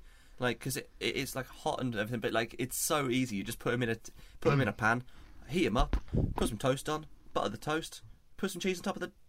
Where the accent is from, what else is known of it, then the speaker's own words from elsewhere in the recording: United Kingdom; the rest of Europe looks down on us for eating beans on toast.